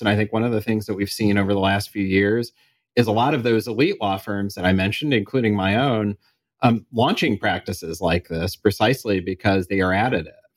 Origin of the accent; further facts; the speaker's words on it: Kansas City, United States; moved away; I was back in Kansas City and in, in my hometown